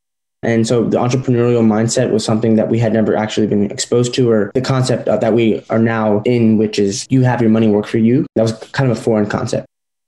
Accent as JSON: {"language": "English", "town": "Durham", "region": "North Carolina", "country": "United States", "said": "I'm 19 years old. Jeff and I are twins. So, yeah, and we're from Durham, North Carolina."}